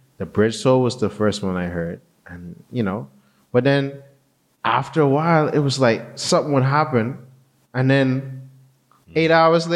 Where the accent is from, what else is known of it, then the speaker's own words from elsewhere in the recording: Bahamas; growing up in the Bahamas